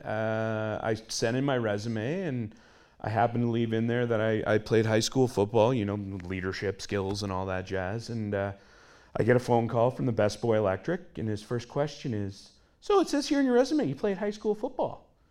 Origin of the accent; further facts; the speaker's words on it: Hearst Kapuskasing area, Northern Ontario, Canada; I'm from the middle of nowhere, Northern Ontario. I'm originally from the Hearst Kapuskasing area.